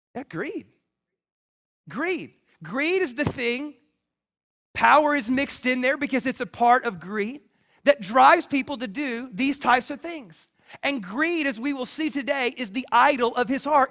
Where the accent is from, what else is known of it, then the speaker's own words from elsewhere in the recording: the South, United States; I grew up in the South